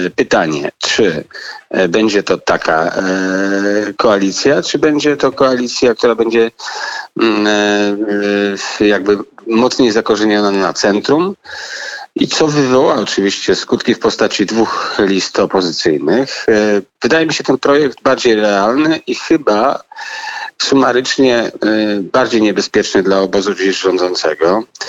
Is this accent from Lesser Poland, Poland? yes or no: yes; Kraków, Lesser Poland, Poland; ja jestem z Krakowa